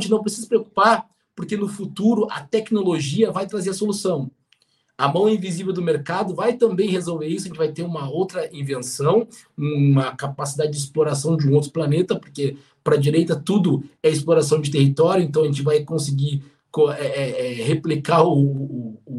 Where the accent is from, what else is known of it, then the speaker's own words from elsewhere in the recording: Rio Grande, Rio Grande do Sul, Brazil; eu venho de uma região, eu cresci, é, alguns já sabem, em Rio Grande. Rio Grande é uma região no extremo sul aqui do, do Rio Grande do Sul